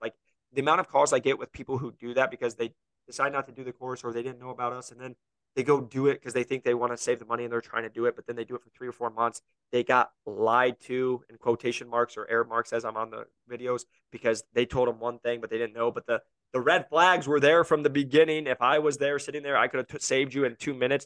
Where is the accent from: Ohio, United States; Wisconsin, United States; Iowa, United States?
Iowa, United States; now in Scottsdale, United States; I'm from Iowa.